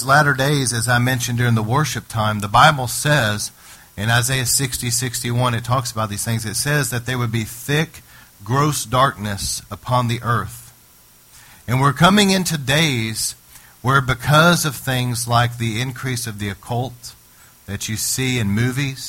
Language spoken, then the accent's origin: English; United States; me as an American citizen